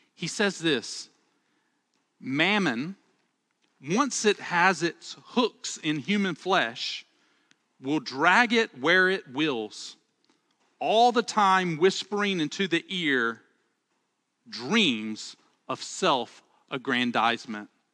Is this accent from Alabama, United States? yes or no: yes; Alabama, United States; accent: Southern; I'm from Alabama, and one of the things I love about, uh, about Southern speech is that we have a way to say the plural second person, and we say y'all